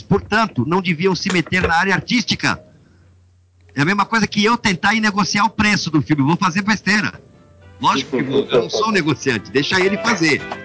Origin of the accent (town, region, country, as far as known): Brazil